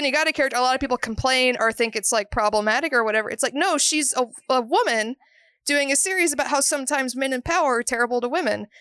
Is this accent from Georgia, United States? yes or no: yes; Georgia, United States; growing up in Georgia